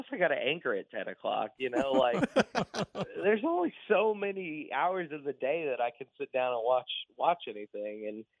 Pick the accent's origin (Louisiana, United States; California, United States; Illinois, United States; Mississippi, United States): Louisiana, United States; Baton Rouge; moved away; I am from Baton Rouge, Louisiana. We don't have ice, but like 2 days of the year